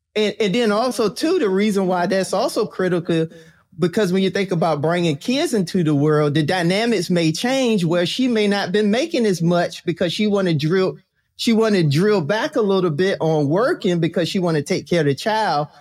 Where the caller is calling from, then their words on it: Virginia, United States; I'm calling in from Virginia